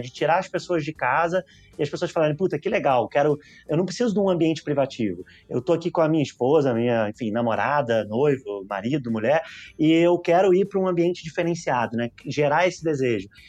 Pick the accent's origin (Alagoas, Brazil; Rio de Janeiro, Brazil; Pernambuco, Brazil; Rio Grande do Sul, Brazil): Rio de Janeiro, Brazil; accent: carioca; moved away as an adult; now in São Paulo, Brazil; eu sou carioca. Vim morar em São Paulo